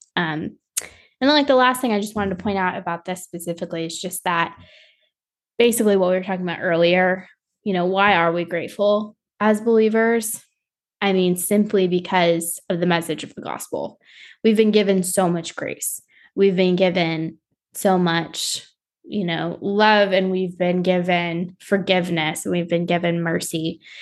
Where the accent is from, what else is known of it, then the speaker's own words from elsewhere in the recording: South Florida, United States; I grew up in South Florida, so we were, like, by Miami